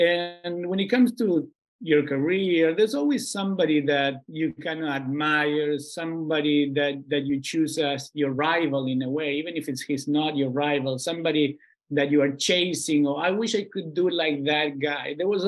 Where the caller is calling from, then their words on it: Buenos Aires, Argentina; I'm calling in from Buenos Aires. I'm in Argentina, where it's sweltingly hot.